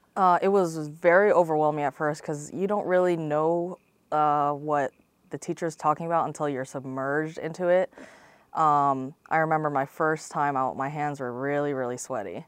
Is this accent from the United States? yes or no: yes; Lakeland, Florida, United States; I'm from Lakeland, Florida, Central Florida, right between, uh, Tampa and Orlando on I four.